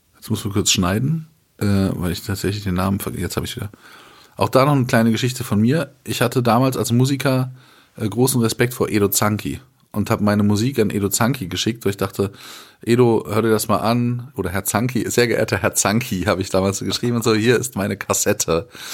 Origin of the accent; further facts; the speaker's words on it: Germany; wir so als Deutsche